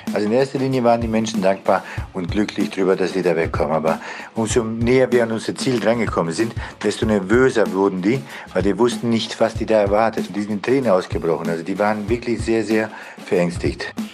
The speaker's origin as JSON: {"language": "German", "country": "Bosnia & Herzegovina", "moved": "yes", "lives_now": "Germany", "said": "Ich komme ursprünglich selber aus Bosnien"}